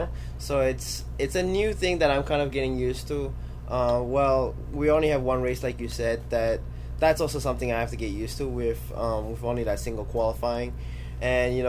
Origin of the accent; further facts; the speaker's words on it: Florida, United States; it's my home state.